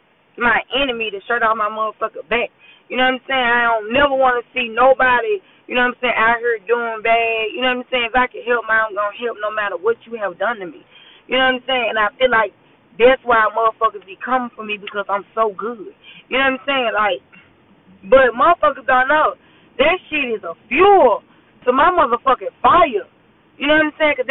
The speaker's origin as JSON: {"language": "English", "town": "Memphis", "region": "Tennessee", "country": "United States", "tie": "born or raised there", "moved": "as an adult", "lives_now": "Texas, United States", "said": "I'm from Memphis"}